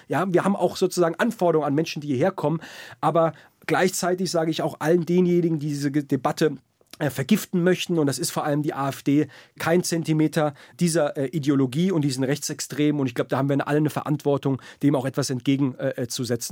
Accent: Heidelberg, Baden-Württemberg, Germany; also born or lived in Berlin; ich bin in Heidelberg groß geworden, eine sehr internationale Stadt

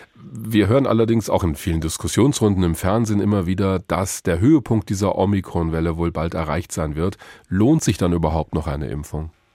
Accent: Hesse, Germany; bei uns in Hessen

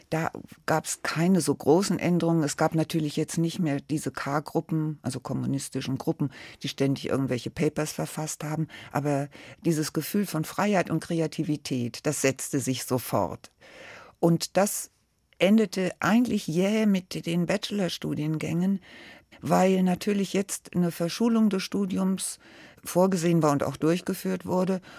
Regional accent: Frankfurt, Hesse, Germany; also born or lived in Berlin; Ich bin ja in Pankow geboren er hatte die Ost-CDU mitgegründet und da musste er weg und kam dann nach Frankfurt und wurde dann Gewerkschafter hier. Und deswegen sind wir dann nach Frankfurt gekommen.

